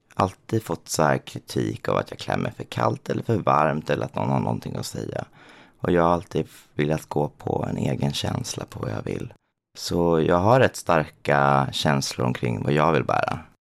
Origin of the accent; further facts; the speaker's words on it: Småland, Sweden; now in Stockholm, Sweden; Och jag är uppväxt i Småland.